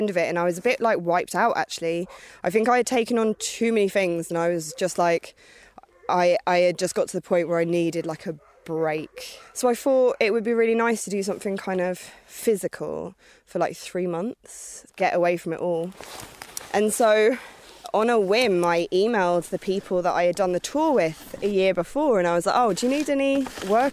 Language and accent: English; London, United Kingdom; moved away as an adult; also born or lived in Alaska; now in Norway; I grew up in a pub, the Box Tree Pub. It's a big old pub in North London